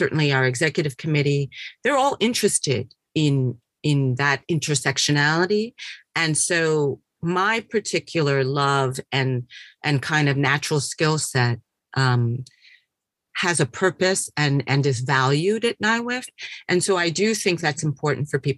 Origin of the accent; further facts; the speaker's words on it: New York, United States; moved away as an adult; also born or lived in Los Angeles / Boston / Cambridge; I'm originally from New York, and I went to LA after college